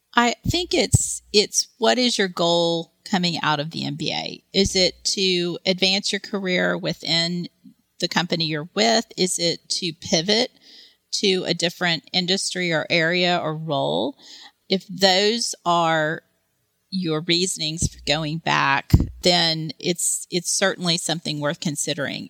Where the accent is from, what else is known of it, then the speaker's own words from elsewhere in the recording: Texas, United States; moved away as an adult; where I grew up in Texas